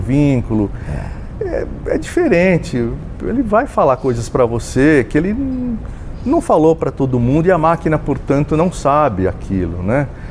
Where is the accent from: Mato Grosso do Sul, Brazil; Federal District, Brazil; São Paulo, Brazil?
São Paulo, Brazil; Jaú; eu sou um jauense, nasci em Jaú, né, também no interior